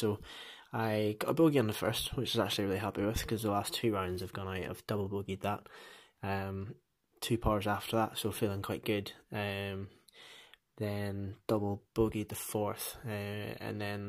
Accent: Northern Ireland, United Kingdom; moved away as an adult; now in Dunfermline, United Kingdom; I am originally from Northern Ireland

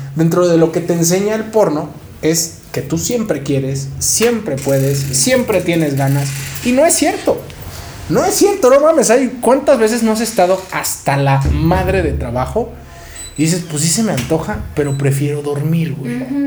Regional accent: San Luis Potosí, Mexico; moved away as an adult; now in Mexico City, Mexico; me fui de San Luis, ¿no? De donde soy

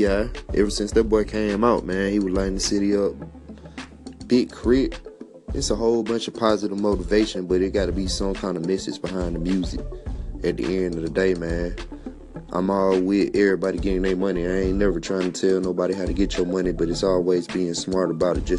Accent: the South, United States; I'm from the South

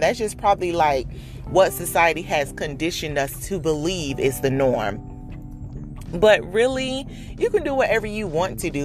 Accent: Dade County, Florida, United States; born and raised in the county of Dade

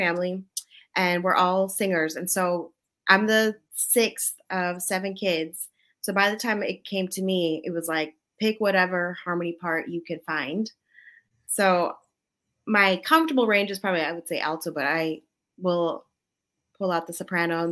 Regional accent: United States; I'm an American kid growing up in the U.S., born here. I speak English.

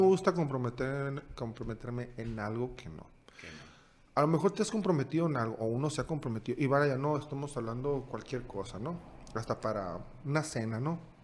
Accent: Sonora, Mexico; moved away as an adult; also born or lived in Hungary; del norte del estado de Sonora

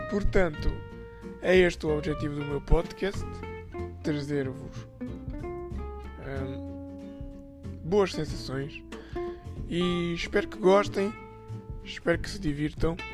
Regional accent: Portugal; tenho 20 anos e sou português.

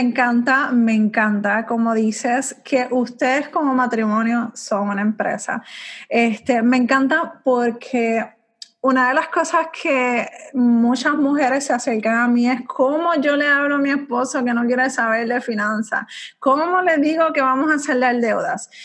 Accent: Puerto Rico; yo no me veo fuera de mi isla bella. O sea, yo amo mi isla.

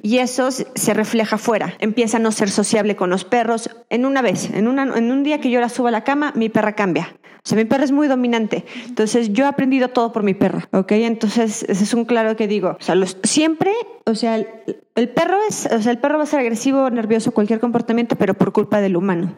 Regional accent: Durango, Mexico; moved away as an adult; also born or lived in Mazatlán / Mexico City; yo me salí de Durango, me fui a estudiar fuera desde, bueno, digo que me fui a Mazatlán a estudiar mi carrera

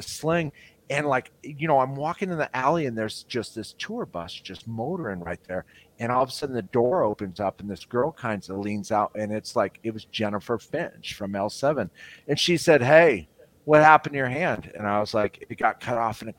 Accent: Tucson, Arizona, United States; moved away

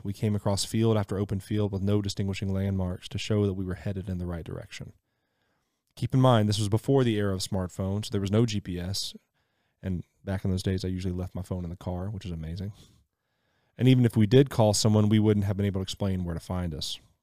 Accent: Mississippi, United States; I grew up in Mississippi, so wilderness was plenty

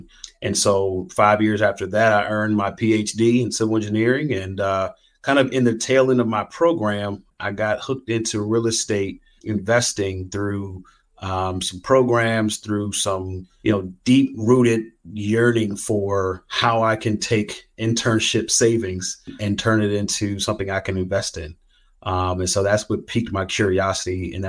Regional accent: Silver Spring, Maryland, United States; now in Northwest Arkansas, United States; Yeah, I'm from the Silver Spring, Maryland. It's a suburb outside of Washington, D.C. How did I get to Northwest Arkansas?

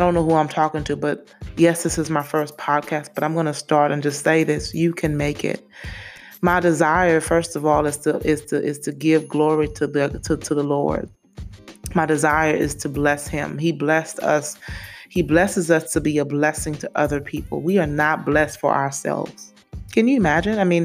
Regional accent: St. Lucia; now in Memphis, United States; I'm originally from St. Lucia in the West Indies. I've been in the States for a long time. I want to say since 98. Been living in Memphis since 2006.

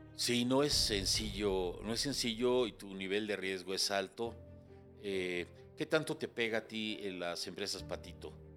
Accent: Mexico

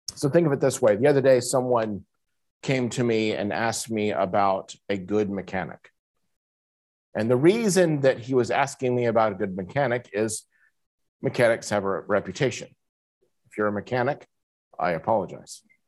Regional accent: United States; moved away as an adult; now in Kuala Lumpur, Malaysia; I'm an American

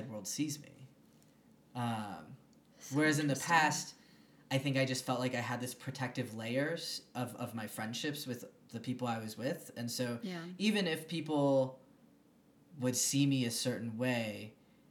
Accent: Michigan, United States; moved away as an adult; now in Denver, United States; I grew up in Michigan

